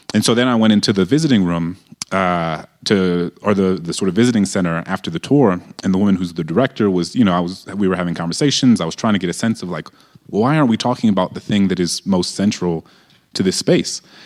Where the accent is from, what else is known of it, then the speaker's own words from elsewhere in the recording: New Orleans, Louisiana, United States; moved away; I grew up in a majority black city